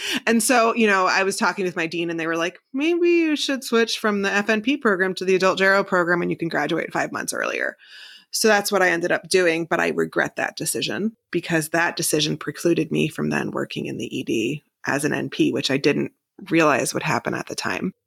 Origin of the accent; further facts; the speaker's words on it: New Jersey, United States; moved away as an adult; also born or lived in Manhattan / Hoboken / Oklahoma; now in Columbus, United States; being from New Jersey my whole life and living in Manhattan